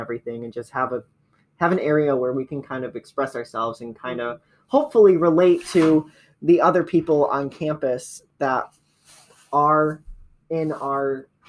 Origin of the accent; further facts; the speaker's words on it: Adrian, Michigan, United States; moved away as an adult; now in Cincinnati, United States; I'm from Adrian, Michigan, and my pronouns are he, him, his.